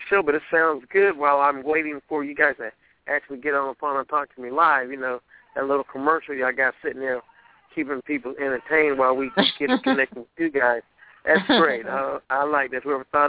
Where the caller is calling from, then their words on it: St. Petersburg, Florida, United States; I'm calling from St. Petersburg, Florida.